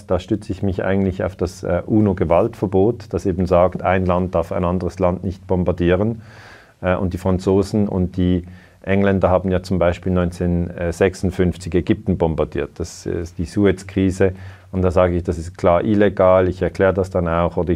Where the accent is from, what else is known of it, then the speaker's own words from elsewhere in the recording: Switzerland; ich bin 49 Jahre alt, ich habe zwei Kinder, ich bin Schweizer